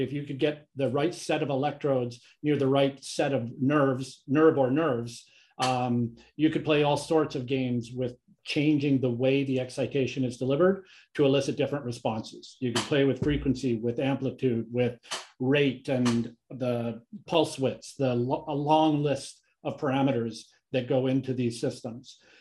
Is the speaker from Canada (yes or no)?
yes; Canada; moved away as an adult; also born or lived in Kingston, Canada / Calgary, Canada; now in United States; I'm Canadian. I've been living in the U S since for about twenty-plus years